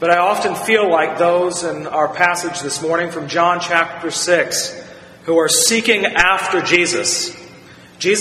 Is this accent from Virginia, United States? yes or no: yes; Virginia, United States; As a child growing up in Virginia